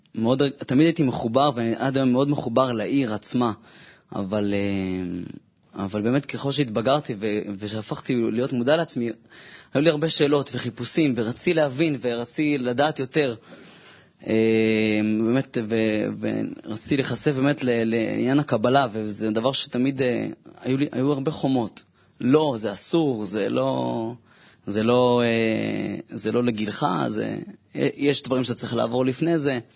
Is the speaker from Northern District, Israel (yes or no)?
no; Jerusalem, Jerusalem District, Israel; now in Tel Aviv, Israel; אני ירושלמי במקור